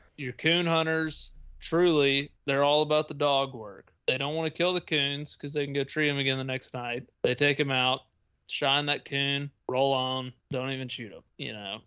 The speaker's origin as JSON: {"language": "English", "region": "Tennessee", "country": "United States", "tie": "born or raised there", "said": "my home state of Tennessee"}